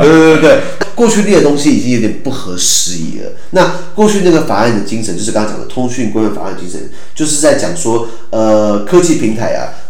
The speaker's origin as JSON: {"language": "Chinese", "country": "Taiwan", "said": "我们台湾人"}